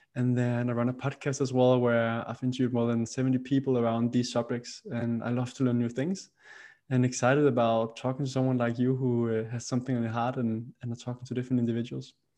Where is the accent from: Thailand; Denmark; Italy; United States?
Denmark; Roskilde, Zealand; I grew up in a, in a city outside of the capital city, uh, Roskilde in uh, in Denmark